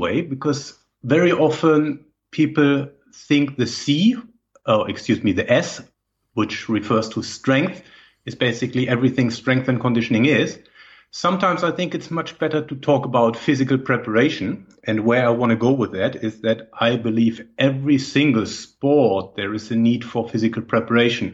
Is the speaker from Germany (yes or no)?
yes; Germany; English is a second language; moved away as an adult; also born or lived in Berlin / Madrid / Cologne; now in Netherlands; I think from my accent, it's very difficult to not know where I'm coming from. I'm originally from Germany.